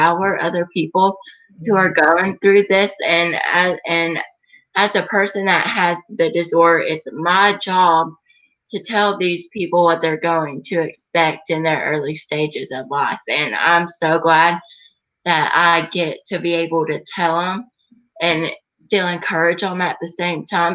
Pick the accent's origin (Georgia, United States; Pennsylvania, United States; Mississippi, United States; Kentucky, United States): Georgia, United States; Gainesville; I was born and raised in Gainesville, Georgia